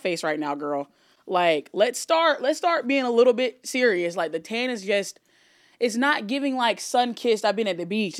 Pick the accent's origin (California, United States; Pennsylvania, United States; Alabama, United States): Alabama, United States; moved away; I grew up in Alabama and I went to, like, an all-white school